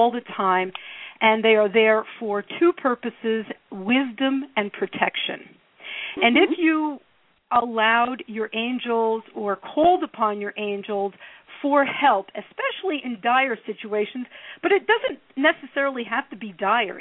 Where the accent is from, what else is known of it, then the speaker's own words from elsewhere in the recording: Newark, New Jersey, United States; when I was growing up in Newark